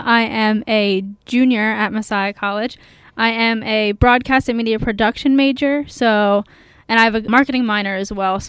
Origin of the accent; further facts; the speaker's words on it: Dover, Pennsylvania, United States; I'm from Dover, Pennsylvania, so like the York area